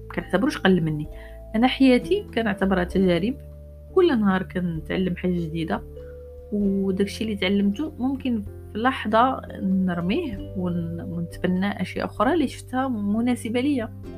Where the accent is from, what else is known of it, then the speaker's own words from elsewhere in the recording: Morocco; عايشين في المغرب وكبرنا في المغرب